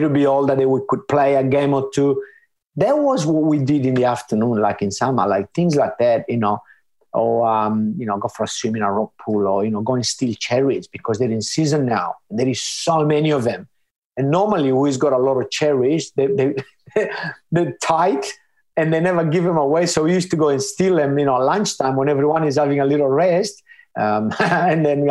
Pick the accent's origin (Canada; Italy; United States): Italy; Sardinia; moved away as an adult; now in Australia; I grew up in a small village